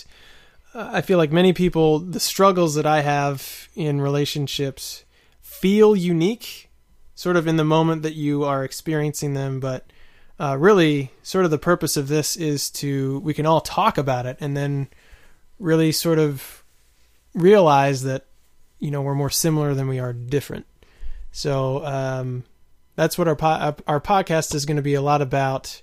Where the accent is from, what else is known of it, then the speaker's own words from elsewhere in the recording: East Coast, United States; moved away as an adult; also born or lived in Tanzania / Maryland; now in Hyogo Prefecture, Japan; I'm from the East Coast in America.